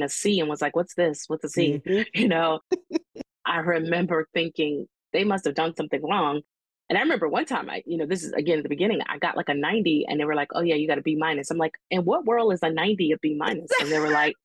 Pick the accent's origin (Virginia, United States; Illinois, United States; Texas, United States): Virginia, United States; Hampton; I knew all about Hampton because this is my hometown